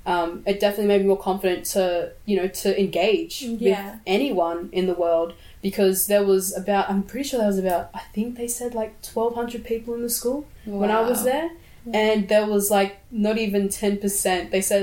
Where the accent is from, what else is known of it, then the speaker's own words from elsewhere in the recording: Sydney, New South Wales, Australia; also born or lived in Brisbane; I come from the Birriggubba and Wanneroo tribe. I was born here in Brisbane, but I was later on raised in Sydney.